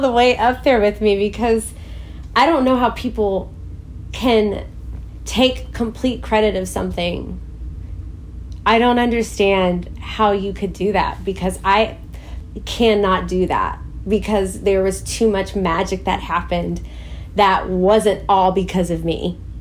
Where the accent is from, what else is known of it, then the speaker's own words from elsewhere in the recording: Waco, Texas, United States; moved away; also born or lived in Crawford, Texas / Los Angeles; I grew up in the South in Waco, Texas, or Crawford, Texas